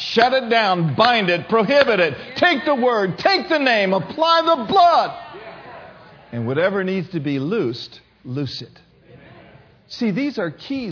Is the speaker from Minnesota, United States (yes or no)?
yes; Minneapolis, Minnesota, United States; I grew up in Minneapolis, Minnesota